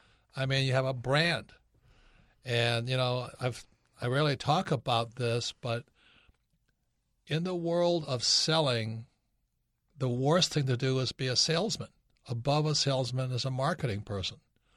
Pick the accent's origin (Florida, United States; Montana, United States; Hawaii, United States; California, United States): Hawaii, United States; growing up in Hawaii, my property, Kim and I live on Diamond Head, and our property when I was a little boy used to be beachfront.